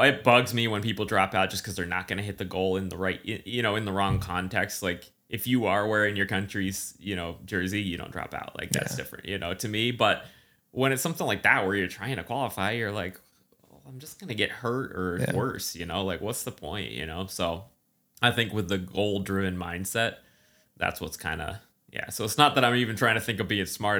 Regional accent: East Coast, United States; I mean, I grew up in the East Coast humidity, but I'd been away for long enough that my body didn't know what it was doing.

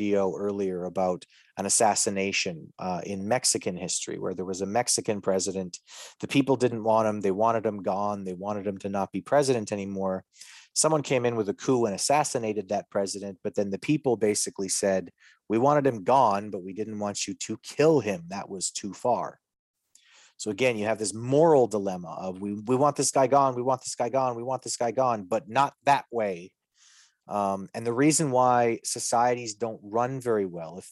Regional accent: Canada; as a Canadian

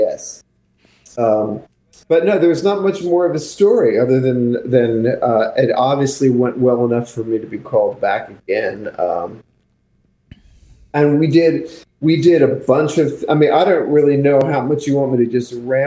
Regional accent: Pennsauken, New Jersey, United States; also born or lived in Philadelphia, Pennsylvania; I grew up across the bridge in the Ben Franklin Bridge in a town called Pensauken

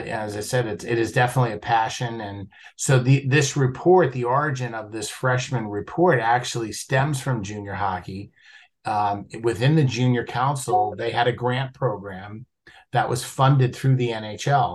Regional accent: Jersey City, New Jersey, United States; I was born and raised in Jersey City

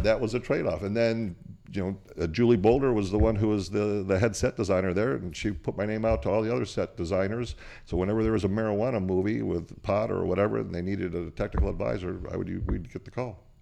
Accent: Portland, Oregon, United States; also born or lived in Bulgaria; I was born in Portland, Oregon

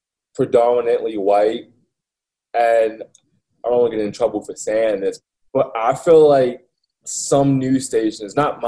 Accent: Baltimore, Maryland, United States; moved away as an adult; also born or lived in Montana; I grew up in Baltimore.

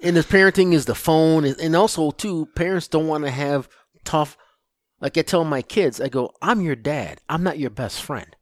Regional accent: Lansing, Michigan, United States; I grew up in Lansing, Michigan is where I grew up

